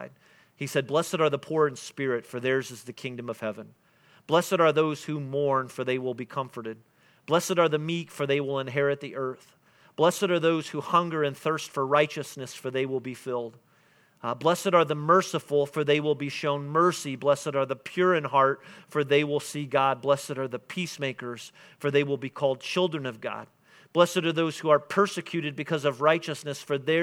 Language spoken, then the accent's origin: English; Indiana, United States; we're from Indiana